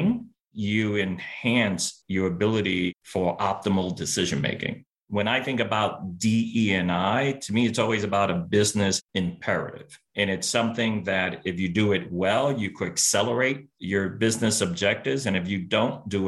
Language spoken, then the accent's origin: English; New York City, New York, United States; first language Spanish; English is a second language; I was born and raised in Brooklyn, New York, to a working class family in a working class neighborhood